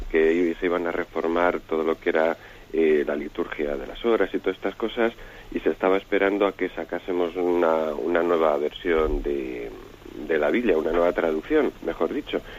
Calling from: Palencia, Castile and León, Spain

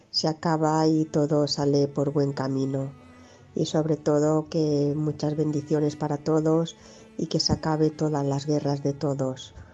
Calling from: Barcelona, Catalonia, Spain; de Barcelona.

